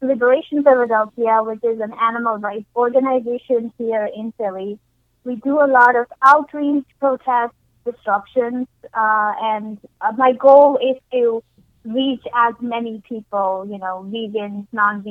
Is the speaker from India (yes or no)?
yes; India; now in United States; I grew up in India